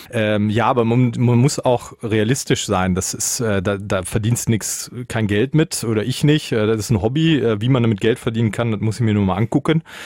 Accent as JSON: {"language": "German", "area": "Münsterland", "region": "North Rhine-Westphalia", "country": "Germany", "tie": "born or raised there", "also_born_or_lived": "Berlin / Soest", "moved": "as an adult", "said": "Ich komme aus Münsterland"}